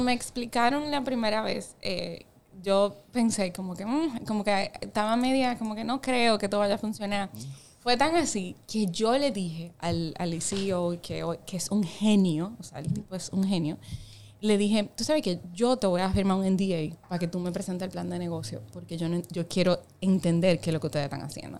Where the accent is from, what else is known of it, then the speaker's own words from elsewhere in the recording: Las Terrenas, Samaná, Dominican Republic; moved away; Yo soy de Samaná. O sea, yo me crié prácticamente en Samaná.